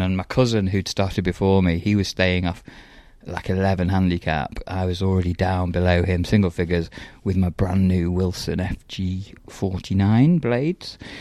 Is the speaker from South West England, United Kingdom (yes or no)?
no; Stafford, West Midlands, United Kingdom; moved away as an adult; also born or lived in Lytham St Annes; I'm from Stafford